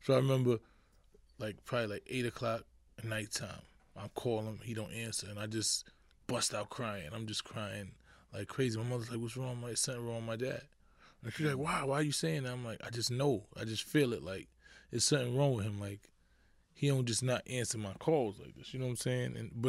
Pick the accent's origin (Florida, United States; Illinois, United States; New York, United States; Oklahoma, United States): New York, United States; New York City; Born and raised in the Bronx, High Bridge section. Grew up in the hood, pretty much.